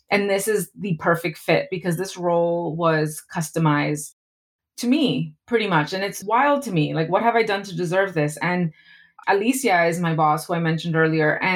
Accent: East Coast, United States; I'm Latina, but I'm very different from a Latina from the West Coast. I'm from the East Coast.

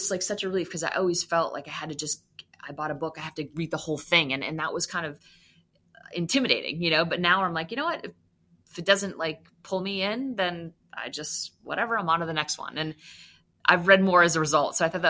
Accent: Maine, United States; also born or lived in Massachusetts, United States; Well, I'm from the Northeast, so I grew up, I was in Maine and Massachusetts. I moved around a lot, but I definitely do identify as a New England fan.

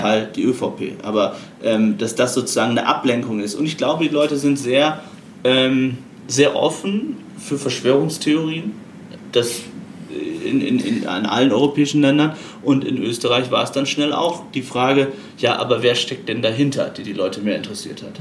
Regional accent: Aurich, Lower Saxony, Germany; moved away as an adult; Ich bin geboren in Ostfriesland, in Aurich, einem kleinen Ort in Norddeutschland, und habe dort für die Emder Zeitung gearbeitet

